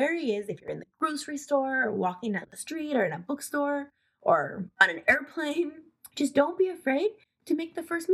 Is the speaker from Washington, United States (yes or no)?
yes; Seattle, Washington, United States; I'm from Seattle, Washington